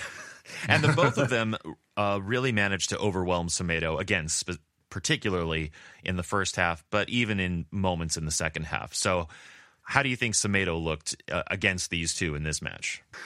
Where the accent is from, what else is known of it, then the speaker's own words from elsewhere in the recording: Oceanside, California, United States; where I was born in Oceanside, California